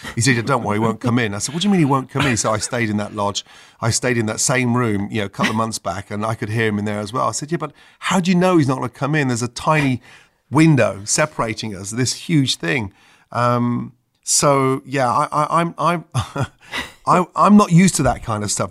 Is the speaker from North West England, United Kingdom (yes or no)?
no; Stratford-upon-Avon, West Midlands, United Kingdom; I grew up in Stratford upon Avon